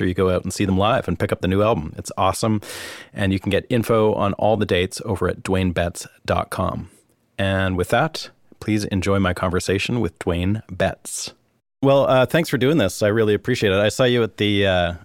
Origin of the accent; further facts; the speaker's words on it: Canada; now in Nashville, United States; I'm too Canadian